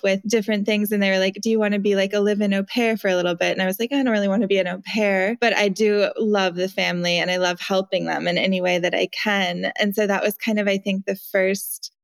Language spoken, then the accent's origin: English; Montana, United States; now in San Francisco, United States; I grew up in Montana in a super small little town